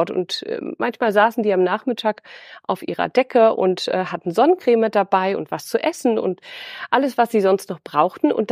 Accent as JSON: {"language": "German", "region": "Schleswig-Holstein", "country": "Germany", "tie": "born or raised there", "said": "ich bin nach Schleswig-Holstein zurückgekehrt äh, in meine alte Heimat an die Nordsee"}